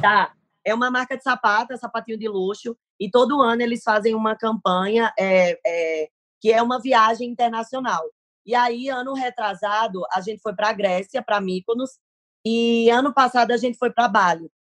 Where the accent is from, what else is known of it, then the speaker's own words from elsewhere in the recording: Paraíba, Brazil; accent: Nordestino; now in São Paulo, Brazil; eu moro em São Paulo, mas assim, o meu coração, a minha vida, a minha história é Paraíba